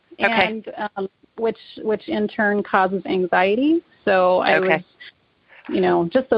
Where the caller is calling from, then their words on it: Wyoming, United States; Hi. Wyoming.